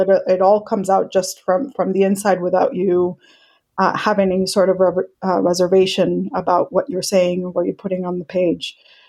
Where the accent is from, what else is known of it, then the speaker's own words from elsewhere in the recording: Colombia; also born or lived in Mexico / Hong Kong; now in United States; Indian descent. I was born in Mexico, grew up in Colombia. I've lived in Hong Kong. Now I live in the US.